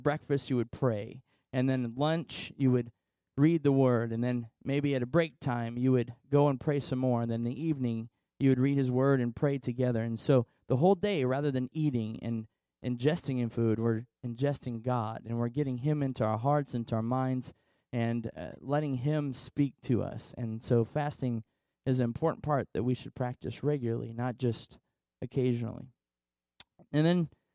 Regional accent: Washington, Illinois, United States; I'm a local boy. I grew up in Washington.

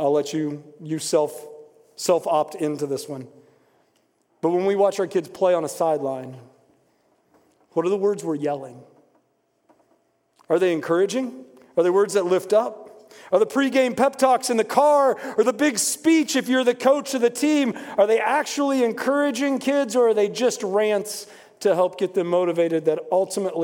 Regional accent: West Virginia, United States; moved away as an adult; also born or lived in Indiana; I grew up in West Virginia, and I had one commitment that I was not going to school in West Virginia.

